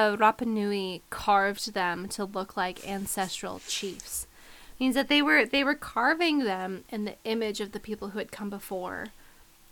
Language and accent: English; United States; I'm an American, I'm a Westerner